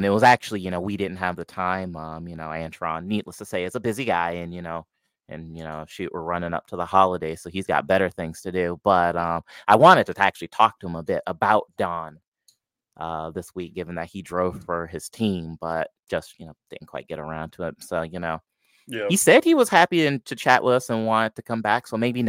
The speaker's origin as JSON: {"language": "English", "town": "Detroit", "region": "Michigan", "country": "United States", "tie": "born or raised there", "said": "You would think growing up in Detroit, drag racing, all the places, all the things, NHRA didn't rock up to Milan Dragway until the last couple of years."}